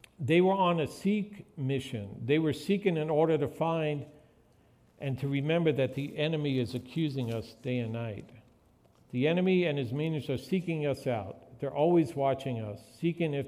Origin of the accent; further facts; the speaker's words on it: New York, United States; When I was growing up in New York